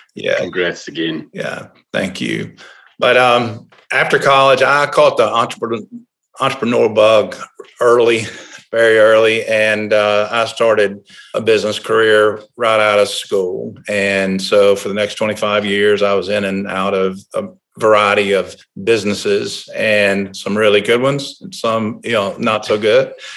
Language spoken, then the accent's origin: English; Tuscaloosa, Alabama, United States; I was born and raised in Tuscaloosa